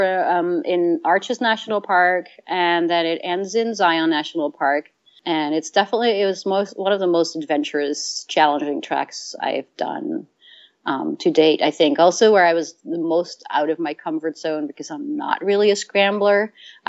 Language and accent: English; Netherlands; you know, I lived I grew up in Holland and we did day hikes